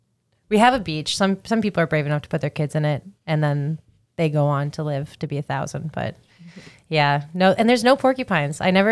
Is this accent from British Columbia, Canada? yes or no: no; Montreal, Quebec, Canada; I'm from Montreal and that not quite in Vanier.